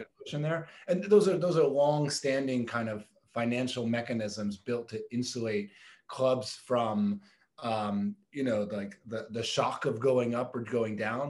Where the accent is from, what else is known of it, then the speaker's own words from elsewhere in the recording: Boston, Massachusetts, United States; I grew up in Boston as a, as a Red Sox fan.